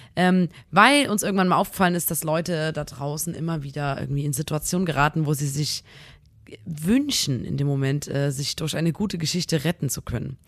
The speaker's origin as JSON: {"language": "German", "town": "Chemnitz", "region": "Saxony", "country": "Germany"}